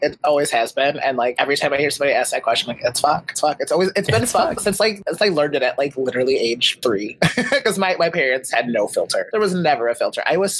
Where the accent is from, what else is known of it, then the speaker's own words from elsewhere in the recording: Chicago, Illinois, United States; I'm from Chicago.